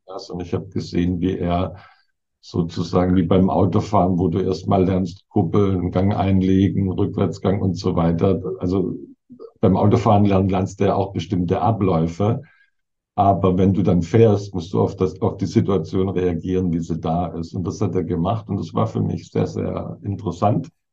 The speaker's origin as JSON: {"language": "German", "region": "Southern Germany", "country": "Germany", "moved": "yes", "said": "Süddeutschland, wo ich herkomme"}